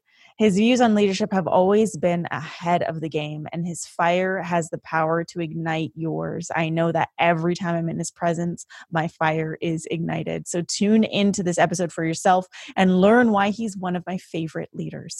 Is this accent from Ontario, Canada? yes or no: no; Vancouver, British Columbia, Canada; currently residing in my hometown of Vancouver, BC